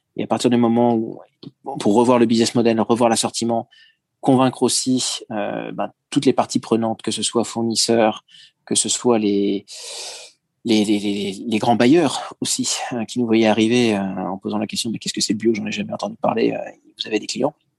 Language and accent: French; France; moved away as an adult; now in Japan; je changerai pas le fait que je suis français, je me sens d'ailleurs d'autant plus français que je suis maintenant français de l'étranger